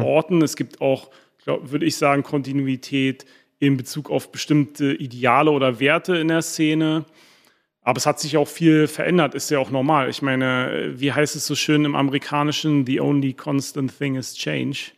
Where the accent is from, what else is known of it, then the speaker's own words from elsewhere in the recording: Berlin, Germany; first language German; moved away as an adult; also born or lived in England / Boston; aufgewachsen bin ich in Berlin-Wilmersdorf